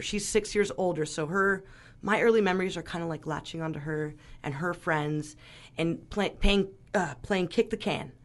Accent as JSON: {"language": "English", "town": "Glen Ellen", "region": "California", "country": "United States", "tie": "born or raised there", "also_born_or_lived": "Mexico", "said": "So, I grew up in Glen Ellen, which is, and I went to Dunbar, which is a very artsy kinda little town."}